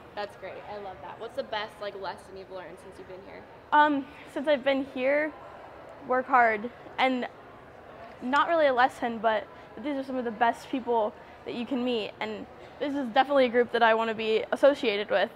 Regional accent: Ohio, United States; I'm from Ohio, and I'm 14

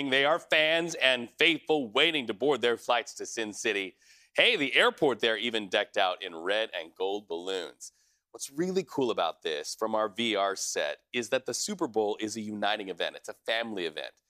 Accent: Toronto, Ontario, Canada; I grew up in Toronto and loved Joe Montana, loved the Niners growing up.

